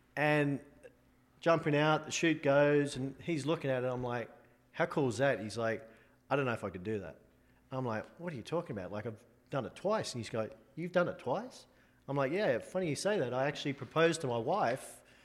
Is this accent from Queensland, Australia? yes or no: no; Sydney, New South Wales, Australia; moved away as an adult; now in United States; I'm an Australian guy with two left feet. But, um, yeah, I was born in Australia, born in Sydney.